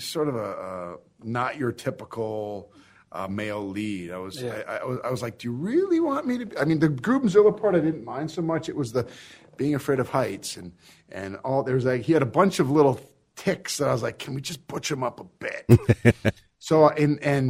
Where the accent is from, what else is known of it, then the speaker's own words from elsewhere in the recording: North Dakota, United States; moved away; many of the people that I grew up with back in North Dakota